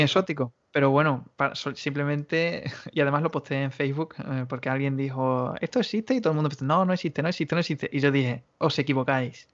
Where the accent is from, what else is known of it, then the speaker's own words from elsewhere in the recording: Badajoz, Extremadura, Spain; first language Spanish; moved away as an adult; now in France; yo, que soy pacense, natural de Badajoz